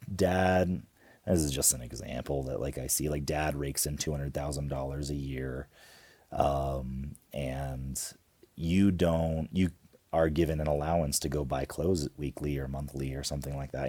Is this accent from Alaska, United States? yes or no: yes; Homer, Alaska, United States; We grew up in Homer, Alaska